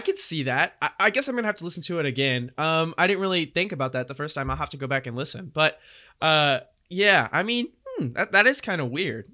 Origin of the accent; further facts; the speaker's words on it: Houston, Texas, United States; we're from Houston